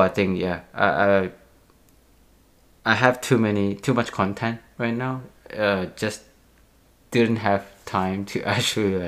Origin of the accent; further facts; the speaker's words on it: Indonesia; moved away; I'm actually from Indonesia